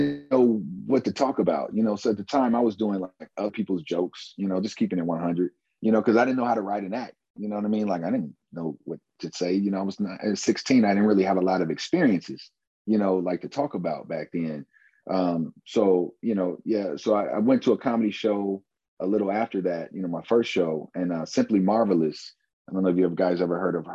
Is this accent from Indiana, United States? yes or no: yes; Fort Wayne, Indiana, United States; I am from Fort Wayne, Indiana, hometown, lived here all my life.